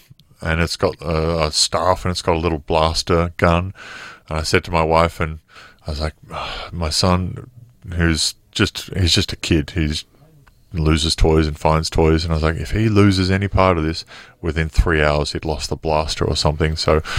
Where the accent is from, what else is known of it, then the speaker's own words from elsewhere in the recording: Wollongong, New South Wales, Australia; I'll just be with the kids back home in my hometown of Wollongong